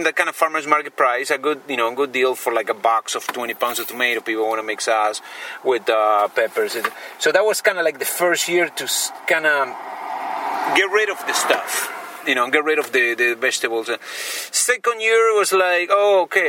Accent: Argentina; moved away as an adult; now in Yolo County, United States; I'm from Argentina, and I live in Yolo County

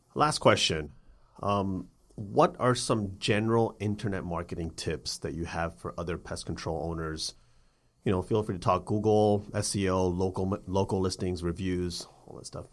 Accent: Atlanta, Georgia, United States; my hometown of Atlanta

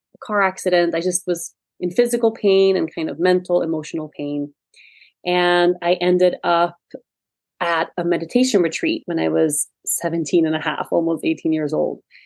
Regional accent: Sweden; moved away as an adult; I was born and raised in Sweden. And I lived in Sweden until I was about 18 years old.

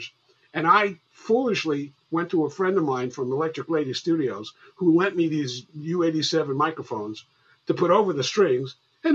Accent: White Plains, New York, United States; also born or lived in Bronx, New York; I'm from New York. I was born in the Bronx, and I was raised in White Plains.

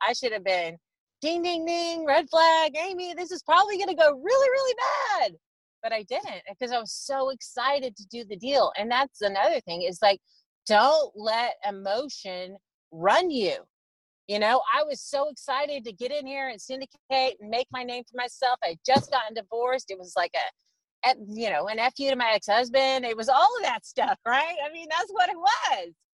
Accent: Texas, United States; I grew up in Texas

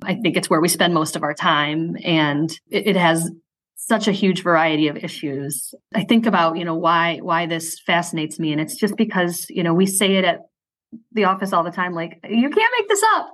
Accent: Syracuse, New York, United States; moved away as an adult; also born or lived in Ithaca / Chicago; I'm from Syracuse, where I live now. I live, if you know Syracuse, I live in the Tipperary Hill neighborhood. That's where I grew up

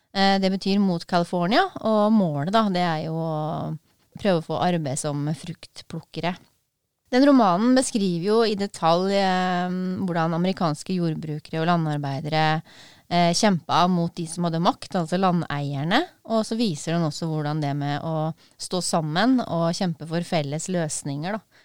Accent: Porsgrunn, Telemark, Norway; jeg er fra Brevik i Porsgrunn

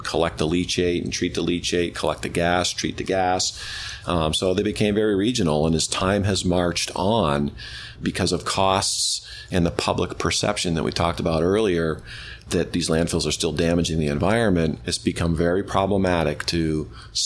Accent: Rockingham, Vermont, United States; I grew up in Rockingham, Vermont, and we had a landfill in Rockingham

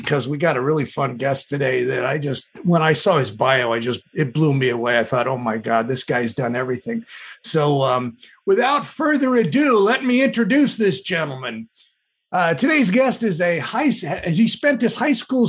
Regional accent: Southern California, United States; a Southern California beach bum raised in the 60s

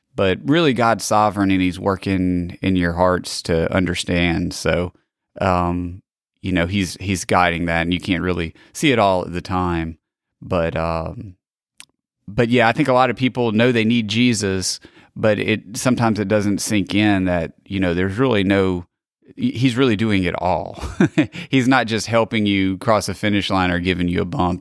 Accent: Gulf Coast, Pineville community, Mississippi, United States; I was born, uh, here on the Gulf Coast in, uh, nineteen eighty-three. So I grew up in, uh, Pineville community

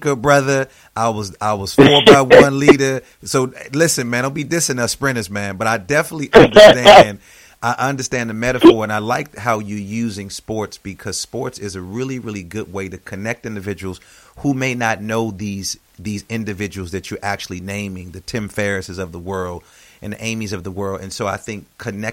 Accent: Midwest, United States; I know you and I are Midwesterners

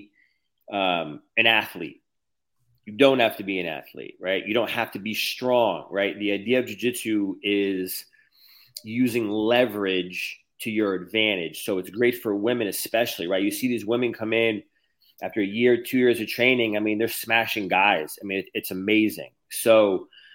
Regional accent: Connecticut, United States; moved away as an adult; also born or lived in California / Cleveland, Ohio / Texas; now in Florida, United States; I'm from Connecticut. I moved to California in 2015. Then I moved to Cleveland, Ohio. Then I moved to Texas in 2020.

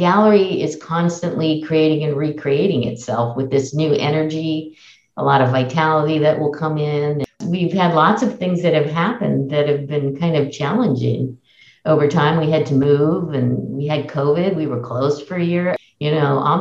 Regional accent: Oakland, California, United States; also born or lived in Berkeley; I'm born and raised in Oakland and have lived in Oakland and Berkeley all my life

